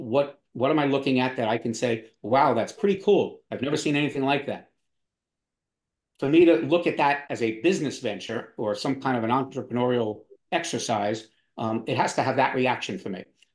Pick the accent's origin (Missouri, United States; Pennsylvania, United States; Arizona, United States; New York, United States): New York, United States; also born or lived in Florida; now in Wilmington, United States; But I missed the beach, which is where I grew up in New York and in Florida. So my wife's family is here in Wilmington, and we moved here, loved it, but had to figure out what I was going to do.